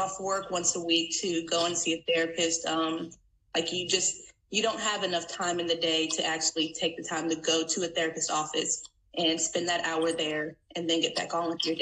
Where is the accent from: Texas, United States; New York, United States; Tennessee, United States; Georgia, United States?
Texas, United States; San Antonio; moved away as an adult; also born or lived in North Louisiana; now in Louisiana, United States; I am from Texas, from San Antonio, Texas. Currently, I'm living in Louisiana